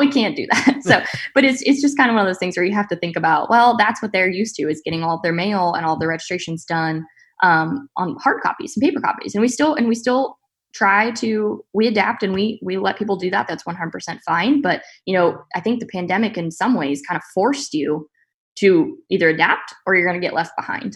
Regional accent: Central Valley of California, United States; now in Saint Joseph, United States; I grew up actually in the Central Valley of California on my family's row crop farm

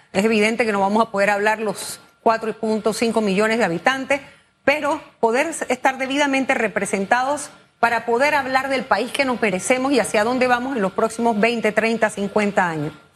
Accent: Panama; Como panameños

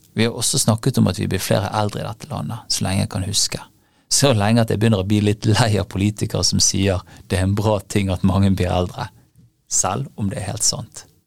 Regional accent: Bergen, Vestland, Norway; I min hjemby Bergen

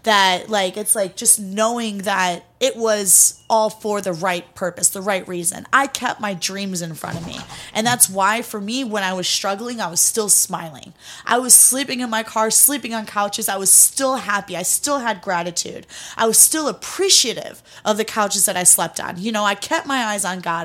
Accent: Cleveland, Ohio, United States; also born or lived in Greece; I grew up in Cleveland, Ohio. Born in Cleveland, was raised in Greece for a little while with my grandparents, and then moved back to America, um, when I was young.

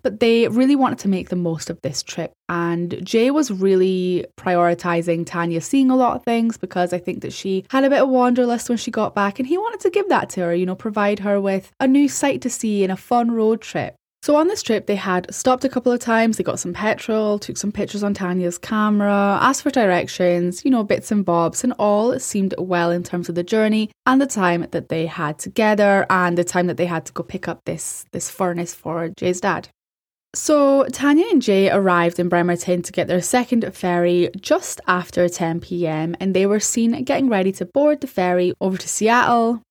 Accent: Scotland, United Kingdom; As a European, as a Scottish person

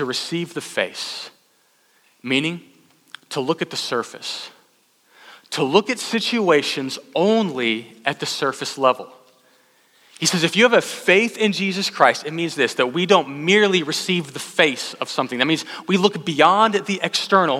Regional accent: Austin, Texas, United States; also born or lived in College Station, Texas; I was from Austin

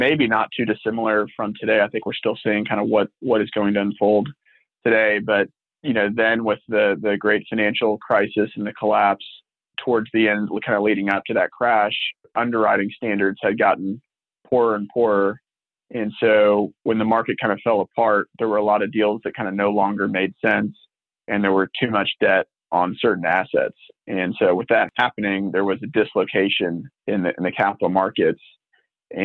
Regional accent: Houston, Texas, United States; also born or lived in Philadelphia; So I grew up in Houston and grew up around the multifamily business with our family's business

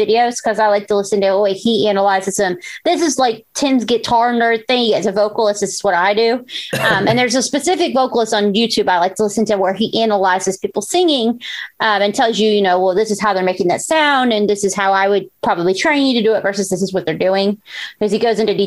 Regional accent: the South, United States; Growing up in the South

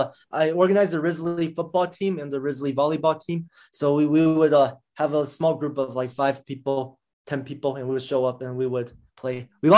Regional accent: Silver Spring, Maryland, United States; Yeah, I grew up in the DC area, Maryland, Montgomery Blair High School in Silver Spring.

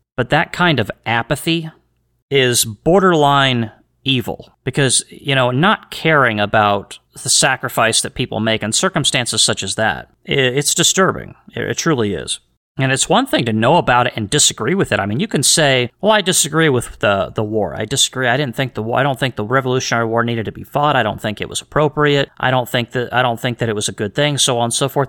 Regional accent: United States; I'm from the United States.

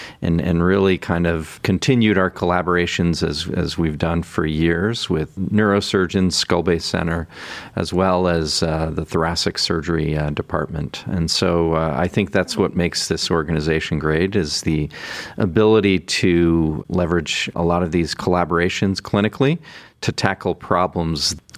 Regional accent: Killington, Vermont, United States; moved away as an adult; also born or lived in Canada / Hershey, Pennsylvania / Seattle, Washington; now in Cleveland, United States; I'm originally from Canada, but I grew up in Vermont, just outside of Killington, Vermont

